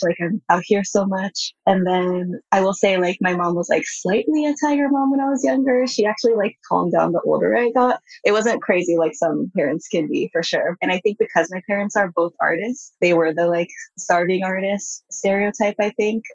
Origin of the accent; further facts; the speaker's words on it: Bay Area, California, United States; first language Japanese; English is a second language; also born or lived in Japan; I grew up in the Bay Area too, and which is quite different than the rest of the US